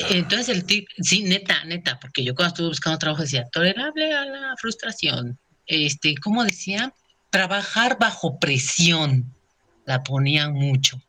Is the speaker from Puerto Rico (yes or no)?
no; Mexico; como buen mexicano